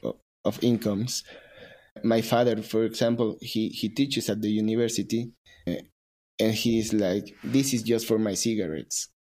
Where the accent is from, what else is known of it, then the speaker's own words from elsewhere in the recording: Mexico; I am a barista from Mexico